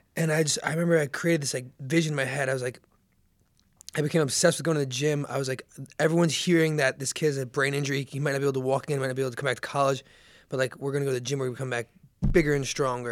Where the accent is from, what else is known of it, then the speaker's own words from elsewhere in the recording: Seager, New Jersey, United States; moved away as an adult; also born or lived in Charleston; I was born and raised in Seager, New Jersey